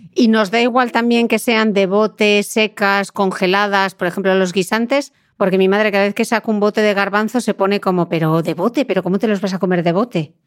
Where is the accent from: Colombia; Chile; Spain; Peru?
Spain; Asturias; yo, que soy asturiana